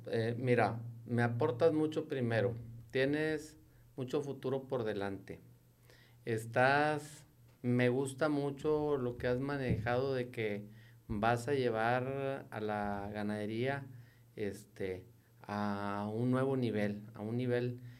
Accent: Nuevo León, Mexico; Somos mexicanos, yo 100% mexicano me arraigo, pero soy neoleonés y queremos ver a nuestra tierra prosperar

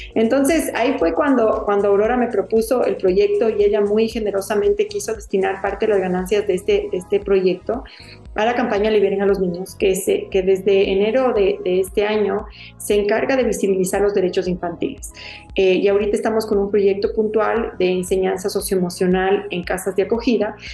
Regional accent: Ecuador; como ecuatorianos

